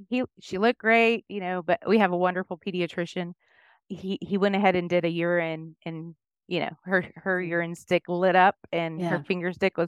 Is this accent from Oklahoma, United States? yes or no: yes; Chickasha, Oklahoma, United States; now in Cedar Park, Texas, United States; I was born in Chickasha.